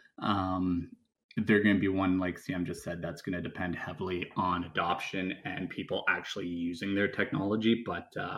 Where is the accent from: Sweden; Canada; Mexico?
Canada; for being Canadian